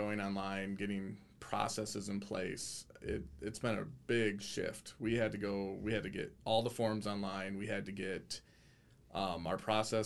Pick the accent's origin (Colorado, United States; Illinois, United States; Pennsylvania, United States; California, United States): Illinois, United States; Rockford; Born and raised in Rockford, went to Rockford East High School